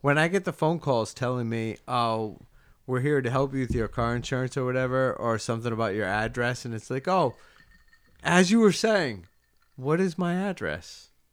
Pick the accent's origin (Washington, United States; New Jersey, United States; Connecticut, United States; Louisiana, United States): Connecticut, United States; I was born in Connecticut